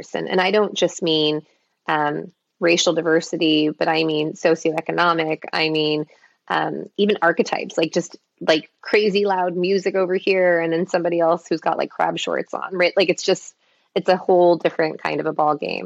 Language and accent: English; Los Angeles, California, United States; also born or lived in Minnesota; my parents immigrated from Taiwan, I was born in Minnesota, I grew up in Los Angeles, but inland Los Angeles